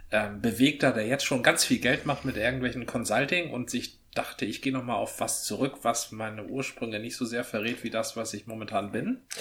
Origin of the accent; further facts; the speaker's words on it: Hamburg, Germany; Die Daniel Wischer Fassbrause, die kenne ich nicht. Könnte man kennen als Hamburger.